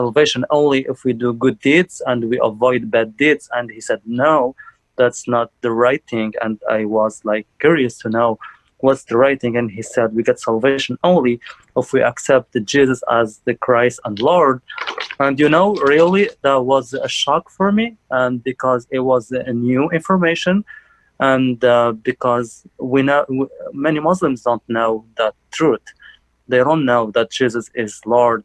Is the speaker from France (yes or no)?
no; Algeria; moved away as an adult; now in United States; I'm from Algeria, North African country. And like I came here on November 2015.